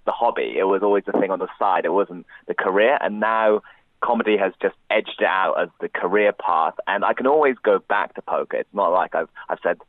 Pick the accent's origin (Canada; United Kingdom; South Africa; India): United Kingdom; being British-born Chinese